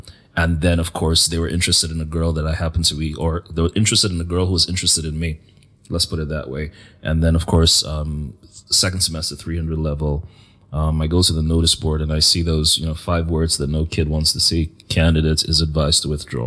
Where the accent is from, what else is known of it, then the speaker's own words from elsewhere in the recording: Nigeria; as a Nigerian, as Christian